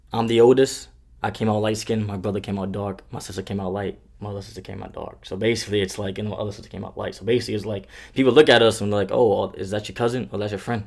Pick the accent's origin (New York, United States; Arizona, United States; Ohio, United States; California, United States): New York, United States; New York City; now in Kentucky, United States; I'm from the greatest city in the world, man. You know where hip hop was born at, where rap was born. I'm from the Bronx